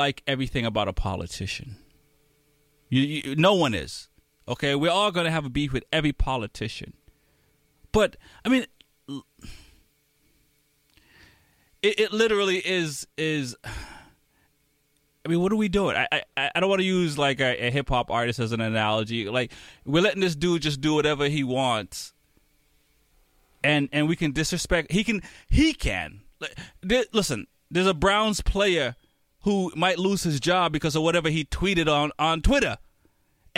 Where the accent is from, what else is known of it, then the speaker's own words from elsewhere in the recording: Jamaica; now in United States; I'm from Jamaica, I'm a United States citizen by papers